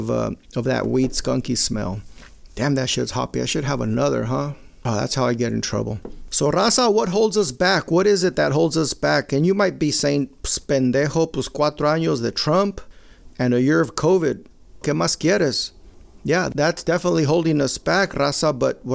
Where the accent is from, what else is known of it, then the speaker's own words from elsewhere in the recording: Maywood, United States; when we grew up in Maywood and my brother, I told you, I come from a very Mexicano family. I'm the only Chicano in my immediate family.